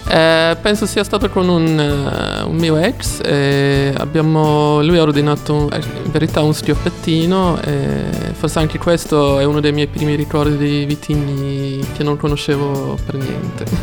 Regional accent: Sweden; Italian is a second language; moved away as an adult; now in Florence, Italy; essendo svedese

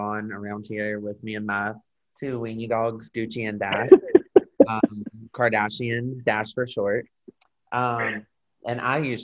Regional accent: Mobile, Alabama, United States; moved away; I'm from Mobile, Alabama.

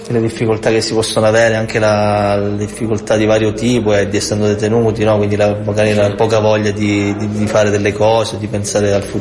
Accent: Calabria, Italy; moved away as an adult; now in Milan, Italy; sono calabrese, vivo a Milano da 11 anni

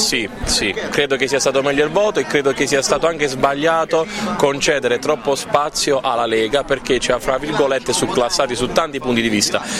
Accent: Candela, Apulia, Italy; Dalla Puglia, Candela, provincia di Foggia

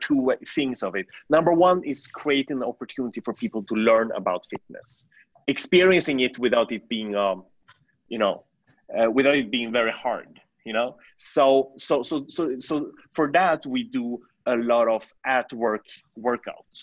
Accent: Sweden; moved away as an adult; also born or lived in China / New York, United States; now in Shanghai, China; I was born in China. I moved to Sweden when I was 6 years old.

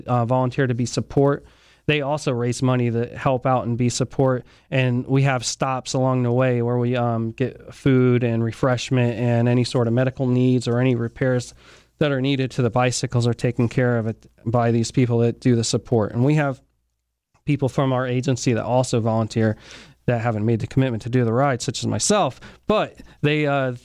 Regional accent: St. Petersburg, Florida, United States; I grew up in St. Pete, so it was a natural fit for me once I get into law enforcement to go to a local agency and stay in my hometown

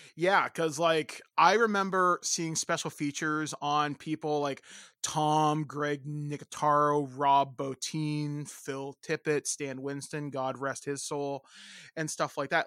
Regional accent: Hicksville, Ontario, Canada; I grew up in Hi-, Hicksville, Ontario

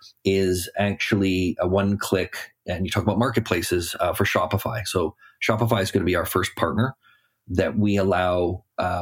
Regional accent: Canada; being a Canadian and living in Toronto

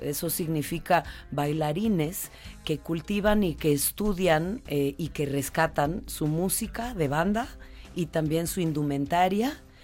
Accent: Oaxaca, Mexico; mi tierra, Oaxaca

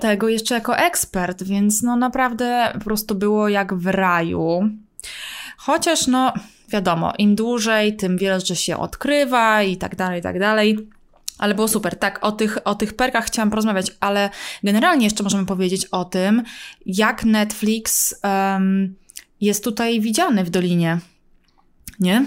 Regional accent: Poland; now in United States; jestem z Polski

